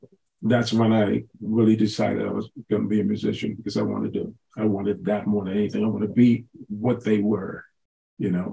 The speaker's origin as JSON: {"language": "English", "town": "Nassau", "region": "New Providence", "country": "Bahamas", "tie": "born or raised there", "moved": "yes", "lives_now": "Beaumont, United States", "said": "I grew up in Nassau, Bahamas"}